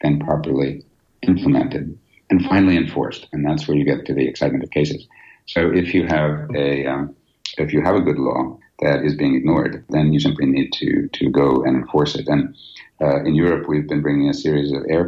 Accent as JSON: {"language": "English", "country": "United States", "moved": "as an adult", "lives_now": "United Kingdom", "said": "I naively moved to the EU as an American"}